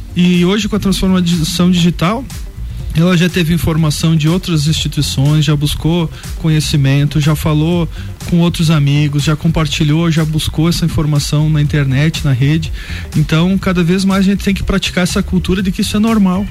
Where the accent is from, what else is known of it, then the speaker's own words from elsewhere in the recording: Bom Jesus, Rio Grande do Sul, Brazil; moved away as an adult; now in Lages, Brazil; sou natural aqui da vizinha Bom Jesus